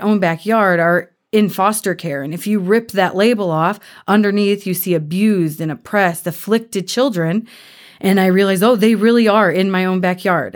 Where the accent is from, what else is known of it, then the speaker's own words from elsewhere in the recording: Cleveland, Ohio, United States; moved away as an adult; now in Kansas City, United States; I'm from Cleveland, Ohio